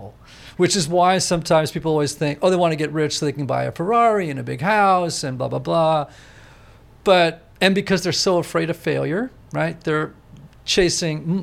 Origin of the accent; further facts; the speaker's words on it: Greenwich, Connecticut, United States; I grew up in Greenwich, Connecticut and didn't leave there